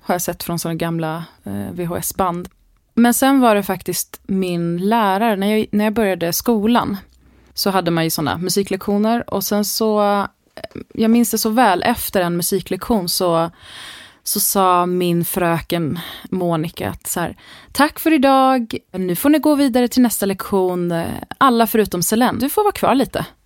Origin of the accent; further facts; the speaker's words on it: Täby, Stockholm County, Sweden; jag är uppvuxen i Täby mm. norr om Stockholm